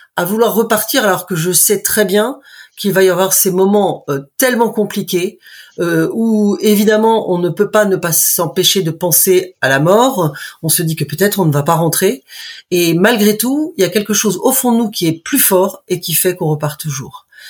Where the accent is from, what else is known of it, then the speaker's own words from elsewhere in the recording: Brittany, France; moved away as an adult; also born or lived in United States; je suis bretonne de naissance. J'habite au bout du monde puisque je suis à la Pointe du rat